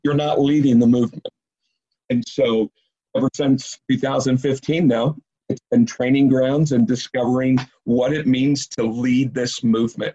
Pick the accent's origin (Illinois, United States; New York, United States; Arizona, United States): Illinois, United States; Woodstock; I was born and raised in Woodstock, Illinois.